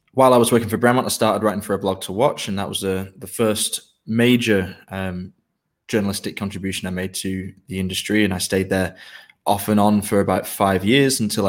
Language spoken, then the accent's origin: English; Manchester, North West England, United Kingdom; moved away as an adult; also born or lived in Dublin, Ireland; now in Dresden, Germany; I was born in Dublin, but I certainly give off a bit of an English vibe because I grew up in Manchester. So I've been there nearly all my life